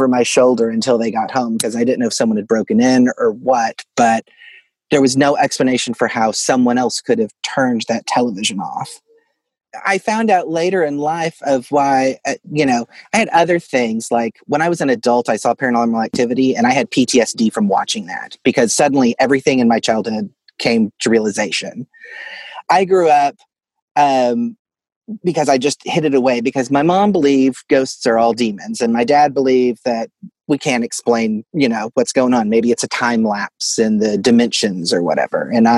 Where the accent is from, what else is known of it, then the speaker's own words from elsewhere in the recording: Fort Smith, Arkansas, United States; Yes, I grew up in Fort Smith, Arkansas, which was originally Hell on the Border, but that's its own.